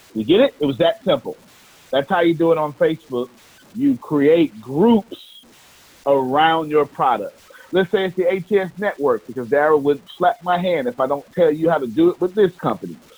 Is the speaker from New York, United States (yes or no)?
no; Texas, United States; I'm from Texas